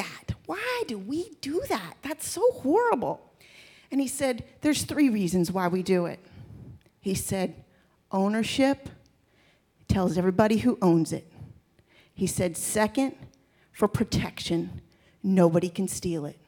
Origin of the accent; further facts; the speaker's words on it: Texas, United States; also born or lived in Maryland; when I was 6 years old. And God picked up our family. We moved from Maryland to Texas